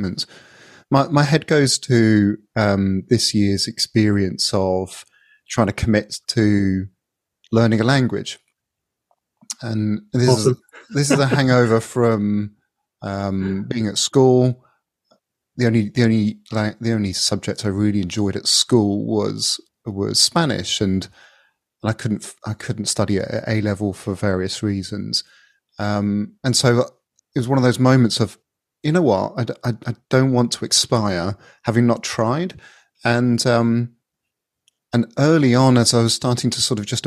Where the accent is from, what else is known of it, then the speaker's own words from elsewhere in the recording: England, United Kingdom; as an Englishman